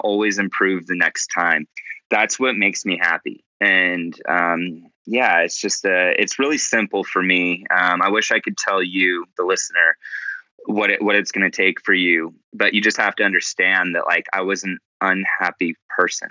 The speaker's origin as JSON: {"language": "English", "country": "United States", "tie": "born or raised there", "said": "growing up as an American"}